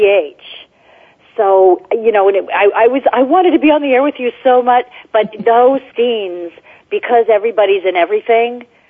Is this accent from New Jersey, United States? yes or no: yes; New Jersey, United States; now in California, United States; when I was growing up in New Jersey